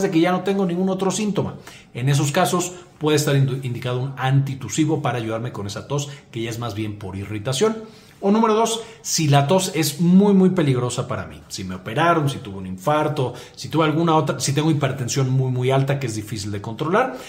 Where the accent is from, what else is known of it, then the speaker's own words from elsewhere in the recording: Mexico; soy mexicano, así decimos aquí